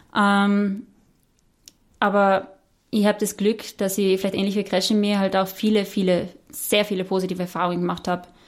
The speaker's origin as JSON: {"language": "German", "country": "Austria", "tie": "born or raised there", "said": "als Österreicherin"}